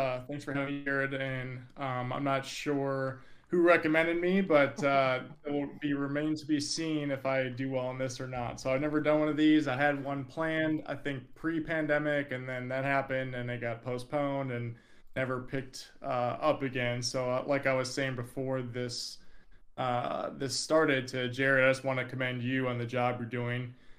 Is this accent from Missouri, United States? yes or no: no; Minneapolis, Minnesota, United States; moved away as an adult; now in Austin, United States; I'm from Minneapolis, Minnesota. I currently live in Austin, Texas, though, to get away from the cold up there.